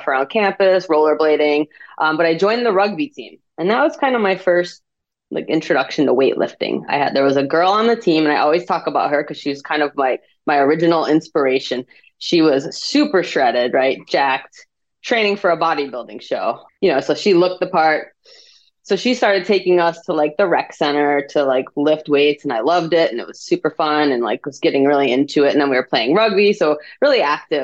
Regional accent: Midwest, United States; I grew up in the Midwest

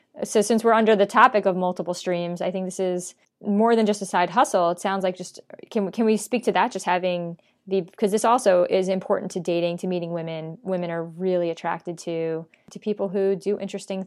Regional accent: New York, United States; I'm a New Yorker

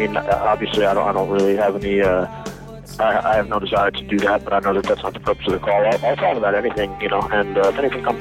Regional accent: Arlington, Virginia, United States; I grew up in the Arlington, Virginia, D.C. area. I went to school here, you know, was here my whole life.

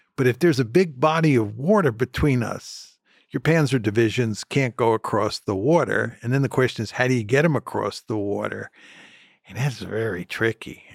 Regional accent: United States; I am an American

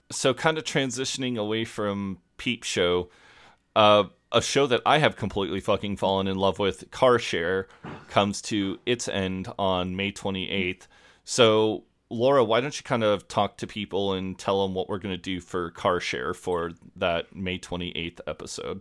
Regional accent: United States; also born or lived in Kansas; I'm an American

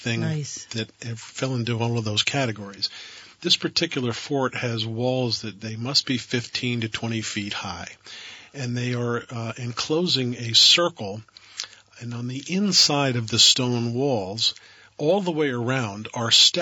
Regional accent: Vermont, United States

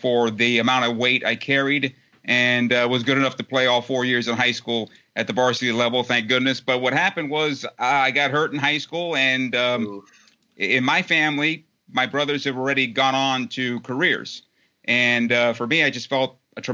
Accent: San Diego, California, United States; there was a satellite campus in my hometown of San Diego

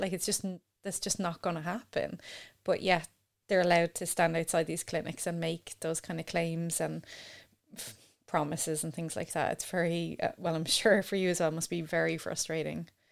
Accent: Ireland; as an Irish person

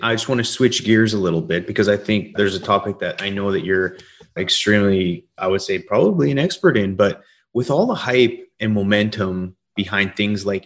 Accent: Calgary, Alberta, Canada; now in Houston, United States; my own experience growing up in Calgary

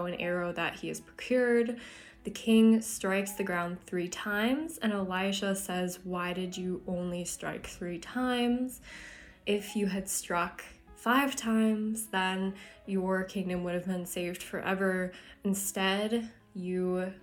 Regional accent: Tucson, Arizona, United States; moved away; my hometown, Tucson, Arizona

